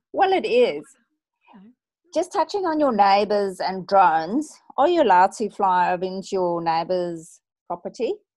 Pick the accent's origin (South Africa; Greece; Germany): South Africa; now in Australia; I revert to being slightly South African